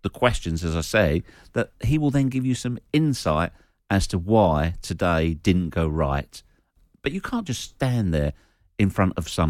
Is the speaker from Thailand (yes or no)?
no; St Albans, East of England, United Kingdom; my hometown of St Albans